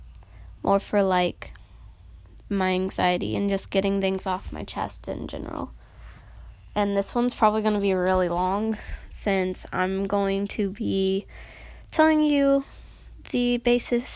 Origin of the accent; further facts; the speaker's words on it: Noblesville, Indiana, United States; also born or lived in Carmel, Indiana / Westfield, Indiana; I've lived in Indiana my entire life. I was born here.